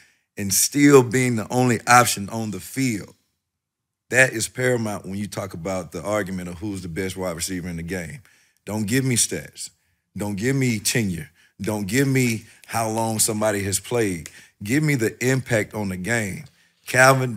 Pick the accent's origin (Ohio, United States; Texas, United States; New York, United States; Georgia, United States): Georgia, United States; Atlanta; I'm from the metro area of Atlanta, the east side of things